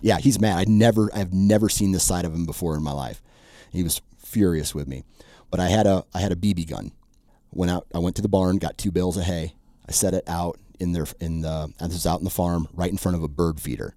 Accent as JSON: {"language": "English", "region": "Iowa", "country": "United States", "tie": "born or raised there", "said": "I was born and raised Iowan"}